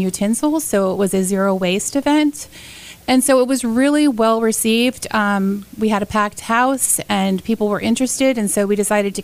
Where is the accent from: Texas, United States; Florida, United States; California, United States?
Florida, United States; Sarasota; I grew up in Sarasota, have always enjoyed the beaches and the pristine waterways, and raised my kids here.